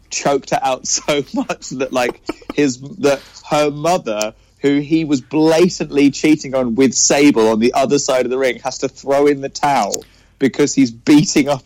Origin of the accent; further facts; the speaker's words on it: Cambridge, East of England, United Kingdom; I'm from Cambridge